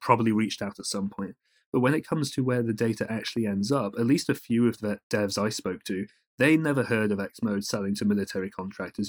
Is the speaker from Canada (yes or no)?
no; United Kingdom; accent: British; now in United States; as you can probably tell from my accent, I'm, I'm, I'm British and, and a European